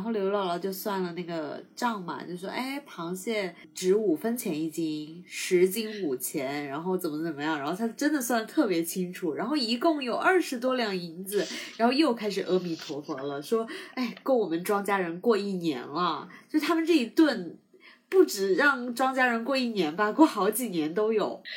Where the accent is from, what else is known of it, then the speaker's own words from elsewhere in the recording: Sichuan, China; moved away; also born or lived in South China; 我是四川人嘛，所以我从小不怎么吃海鲜